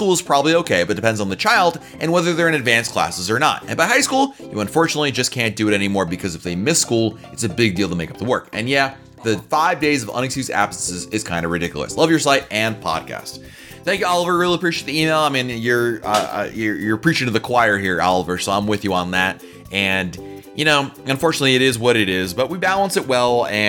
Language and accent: English; Chile; born there; I was born in Chile, and my mom grew up there to German parents from Leipzig.